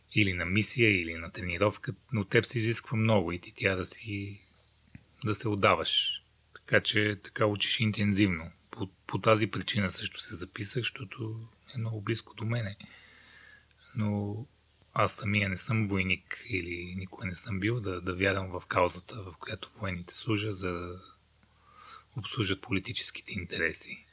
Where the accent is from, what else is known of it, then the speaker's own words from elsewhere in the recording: Rhodope Mountains, Bulgaria; also born or lived in Mongolia; в детските години израснах в родопите в България